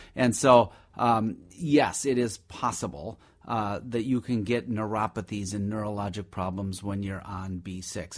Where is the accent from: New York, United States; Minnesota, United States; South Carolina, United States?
Minnesota, United States; also born or lived in Madison, Wisconsin; we came over to Minnesota when I was just a, literally an infant or a toddler